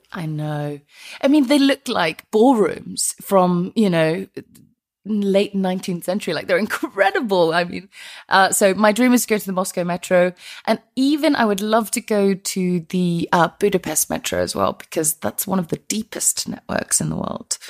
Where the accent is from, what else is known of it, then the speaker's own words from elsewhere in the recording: Iceland; moved away as an adult; now in London, United Kingdom; I'm from Iceland originally